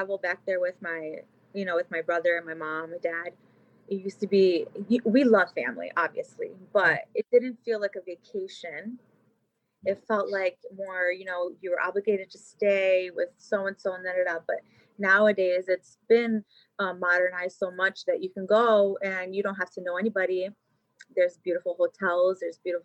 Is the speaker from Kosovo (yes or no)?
yes; Kosovo; moved away; I'm northern since I'm from Kosovo